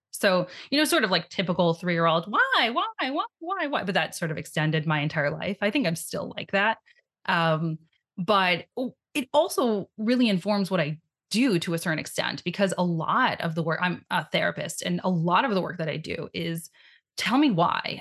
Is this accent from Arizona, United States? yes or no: no; New York City, New York, United States; I grew up in Brooklyn, New York